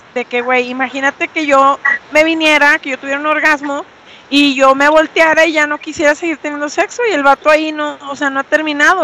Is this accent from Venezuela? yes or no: yes; Venezuela; moved away as an adult; now in Mexico; yo nací aquí, sin embargo, mi adolescencia la viví en Venezuela